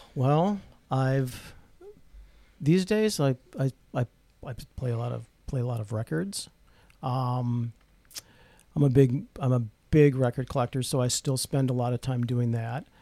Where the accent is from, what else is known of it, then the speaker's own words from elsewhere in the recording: Rochester, United States; I grew up in Rochester